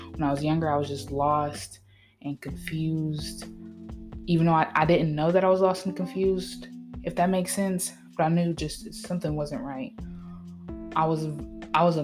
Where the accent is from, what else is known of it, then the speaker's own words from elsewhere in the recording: Tennessee, United States; also born or lived in Vermont; I was born in Vermont, raised in Tennessee. I've lived all over the place